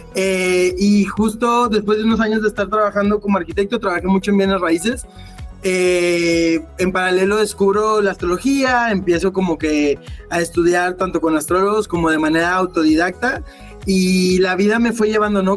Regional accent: Monterrey, Nuevo León, Mexico; moved away as an adult; also born or lived in United States; now in Austin, United States; yo viví toda la vida en Monterrey, Nuevo León, regio de, sangre

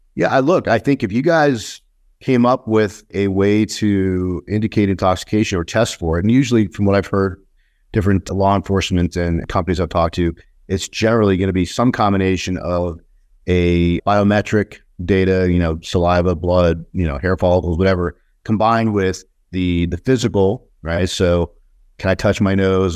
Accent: New York, United States; moved away; I was born in New York, but I, I left the East Coast a long time ago

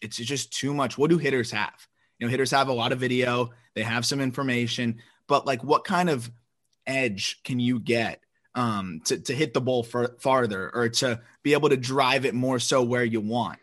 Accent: Florida, United States; I'm from Florida

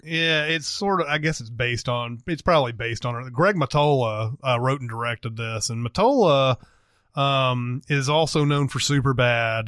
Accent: Franklin, Tennessee, United States; my hometown of Franklin, Tennessee

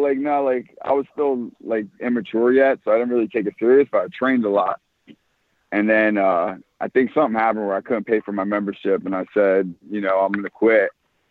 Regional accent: Pennsylvania, United States; I'm from Pennsylvania.

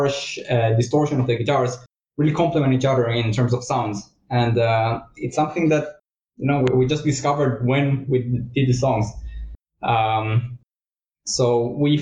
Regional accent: Israel; now in Germany; I'm also from Israel

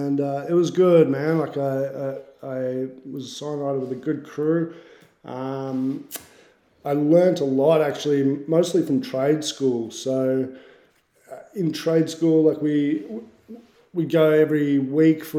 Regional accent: Bendigo, Victoria, Australia; now in Melbourne, Australia; I grew up in Bendigo, actually, which is like country Victoria.

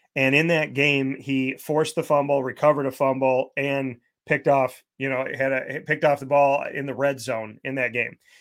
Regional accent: Syracuse, New York, United States; Syracuse is my hometown.

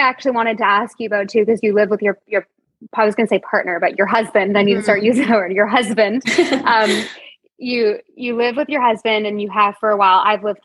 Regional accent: Toronto, Ontario, Canada; moved away; We are both born and raised in Toronto

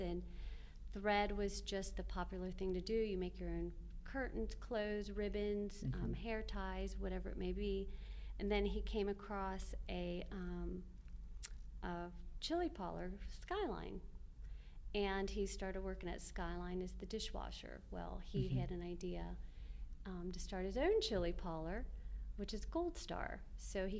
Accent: Cincinnati, Ohio, United States; being from Cincinnati, my whole life, I'm first born generation

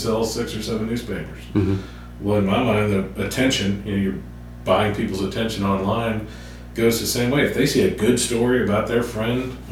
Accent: New Orleans, Louisiana, United States; now in Columbus, Mississippi, United States; I grew up in New Orleans

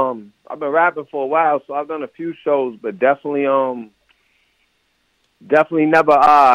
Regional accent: Cambridge, Massachusetts, United States; I'm from Cambridge, Massachusetts, 617.

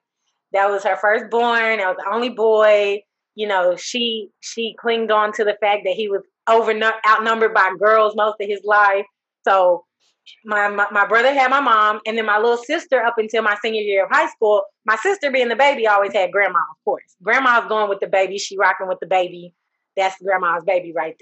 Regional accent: Texas, United States; also born or lived in Houston, Texas / Dallas, Texas; I was born in Jefferson Davis Hospital. Grew up in Heim Clark, right there on Trail Lake

